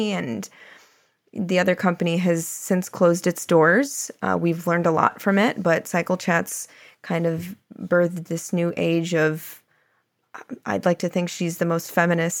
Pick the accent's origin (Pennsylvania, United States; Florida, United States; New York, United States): Florida, United States; I am born and raised in Florida, but my whole family is from Illinois.